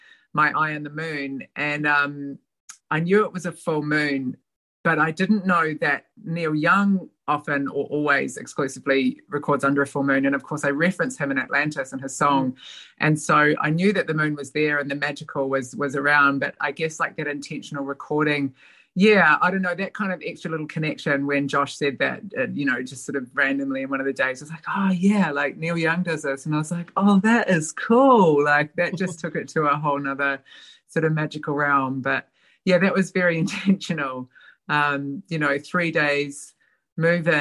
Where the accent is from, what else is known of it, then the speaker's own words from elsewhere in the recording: New Zealand; moved away as an adult; also born or lived in Australia; now in Melbourne, Australia; My dad and family still live in my hometown